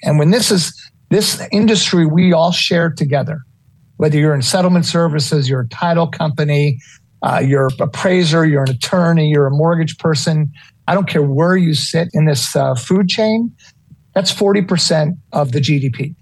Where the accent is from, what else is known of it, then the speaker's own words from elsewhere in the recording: New York City, New York, United States; moved away; I'm a New York City kid. I was born in Manhattan